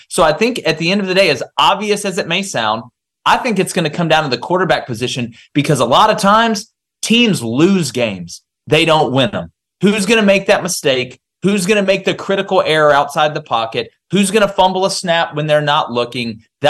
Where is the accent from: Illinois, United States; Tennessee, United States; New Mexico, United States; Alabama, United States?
Alabama, United States; Lee County; I'm from the 334. I'm from Lee County, and I've watched it my whole life.